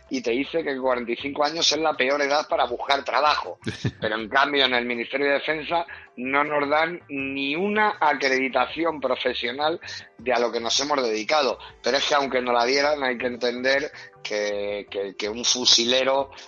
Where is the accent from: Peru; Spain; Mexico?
Spain; somos una asociación militar profesional y estamos reivindicando eh, que se nos reconozca como lo que somos, soldados españoles